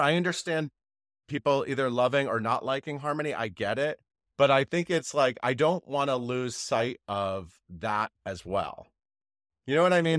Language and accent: English; Connecticut, United States; moved away as an adult; also born or lived in New York City; I grew up in Connecticut, so I traveled to Broadway often on the Metro North train from New Haven.